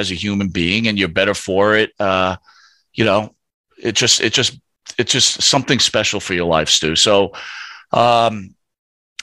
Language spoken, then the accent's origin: English; Northeast, United States; we grew up in the Northeast here